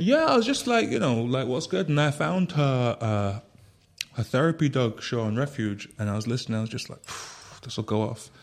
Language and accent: English; Manchester, North West England, United Kingdom; now in Berlin, Germany; I was born and raised in Manchester